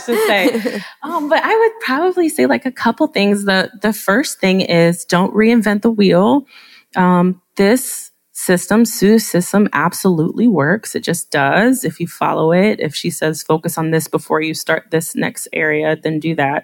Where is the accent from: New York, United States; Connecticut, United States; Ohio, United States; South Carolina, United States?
Ohio, United States; also born or lived in South Korea; I'm from Ohio